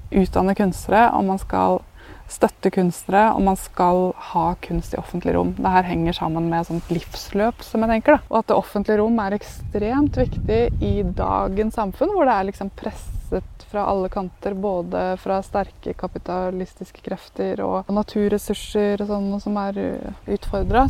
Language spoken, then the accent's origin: Norwegian; Askim, Østfold, Norway; moved away; also born or lived in Oslo; jeg er født og oppvokst i Askim eller Østfold